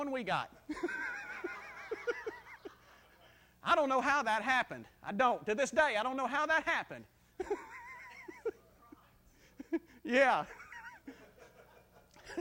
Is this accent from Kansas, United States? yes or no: no; South Mississippi, United States; I grew up in South Mississippi, and we were so close to Louisiana that a lot of my friends talk like Cajuns